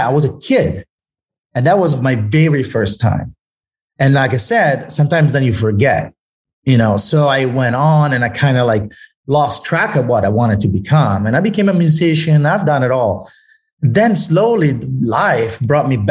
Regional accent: Italy; English is a second language; moved away; I grew up in Italy

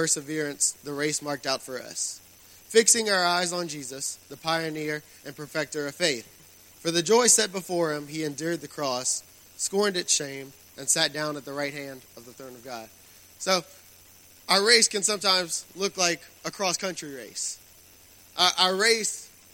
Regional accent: Raceland, Louisiana, United States; I grew up in Raceland

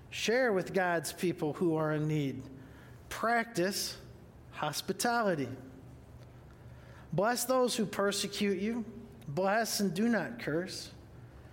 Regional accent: Huron, Ohio, United States; I'm from Huron, Ohio, H-U-R-O-N, which is near Cedar Point

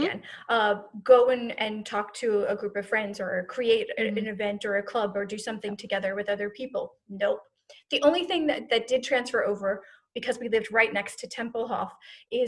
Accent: United States; they raised us to be as American as possible

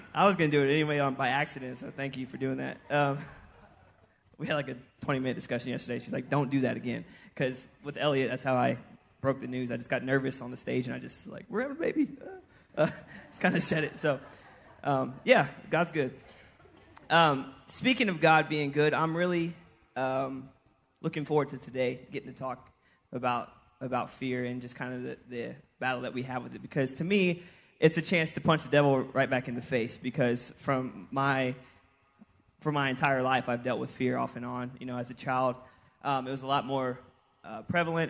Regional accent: Houston, Texas, United States; moved away; also born or lived in Kansas; I'm from Houston

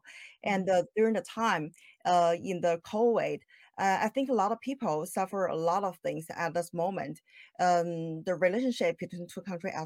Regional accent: China; moved away as an adult; now in Houston, United States; I'm originally from China

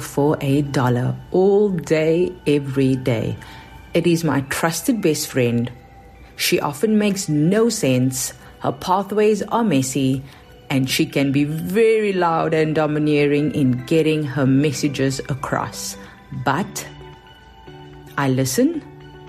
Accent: South Africa; accent: South African; moved away as an adult; now in New York, United States; in case you are wondering about my accent, even though I've been living in New York for a decade now, it is South African

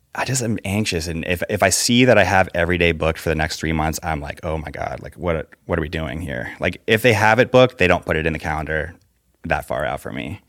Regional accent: Fairfax, Virginia, United States; also born or lived in Los Angeles; now in Nashville, United States; Northern Virginia

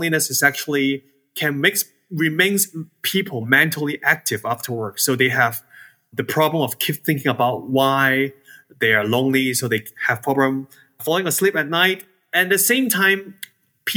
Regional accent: Hong Kong; now in Georgia, United States; I was born and raised in Hong Kong

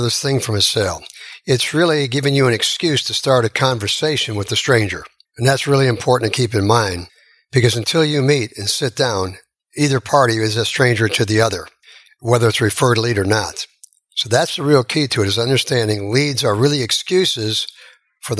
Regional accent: Chicago, Illinois, United States; moved away; I'm from Chicago

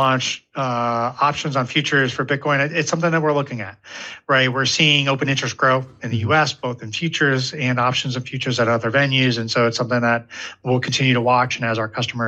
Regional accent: Ohio, United States; I grew up in Ohio

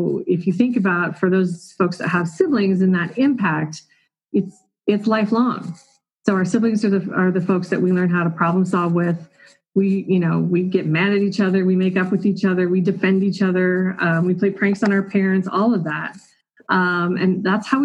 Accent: Colorado, United States; I am a lifelong Colorado resident, so born and raised right here in Colorado

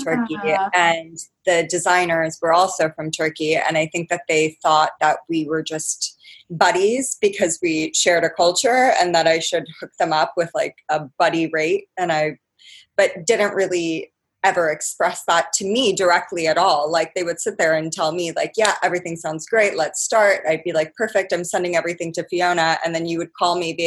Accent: Orange County, California, United States; moved away as an adult; also born or lived in Santa Barbara / Los Angeles; now in London, United Kingdom; So I grew up in Orange County.

